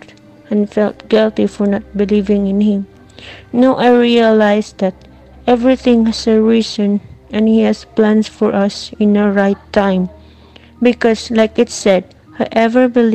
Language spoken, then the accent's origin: English; Philippines; from Philippines